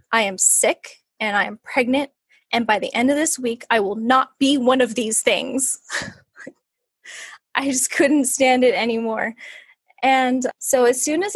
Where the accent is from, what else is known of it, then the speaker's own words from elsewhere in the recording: California, United States; also born or lived in New York; we moved back home to California from New York